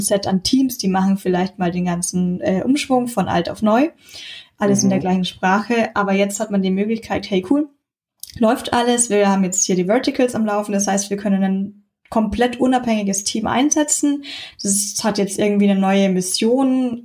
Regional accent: Munich, Bavaria, Germany; bin aus München

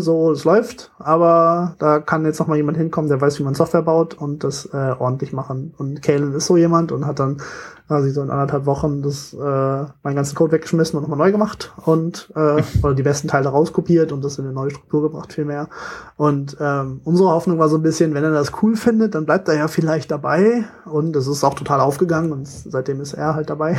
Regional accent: Germany; ich bin echt gebürtiger Deutscher

